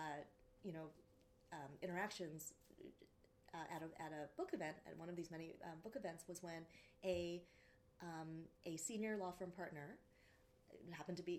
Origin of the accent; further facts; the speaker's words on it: United States; being Asian American